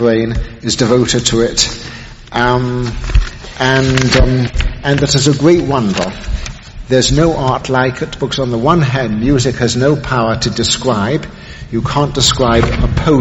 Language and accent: English; England, United Kingdom; now in New York, United States; being English